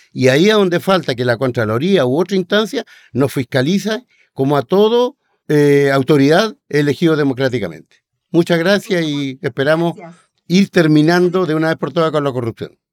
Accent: Aysén, Chile; pasando por mi tierra, también por Aysén

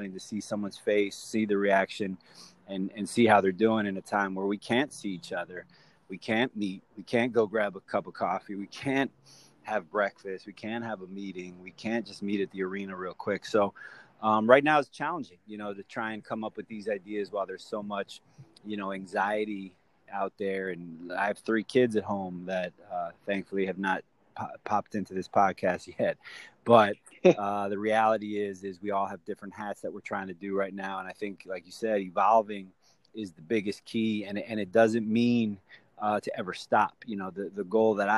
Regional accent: Miami, Florida, United States; being born and raised in Miami

